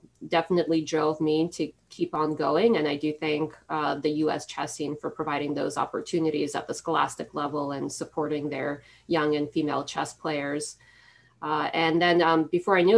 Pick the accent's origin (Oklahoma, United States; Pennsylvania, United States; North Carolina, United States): Pennsylvania, United States; Philadelphia; my hometown of Philadelphia